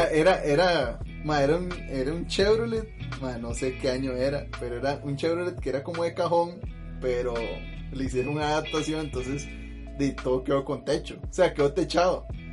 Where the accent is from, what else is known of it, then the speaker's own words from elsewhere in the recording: Pérez Zeledón, San José, Costa Rica; now in San José, Costa Rica; allá en Pérez, donde yo vivía